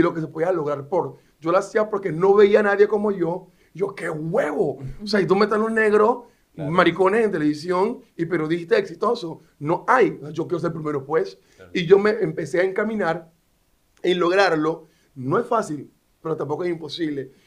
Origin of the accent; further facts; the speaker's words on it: Panama City, Panama; vengo de Río, una barraca, y porque me gradué de la escuela pública en calle Primera Juan Díaz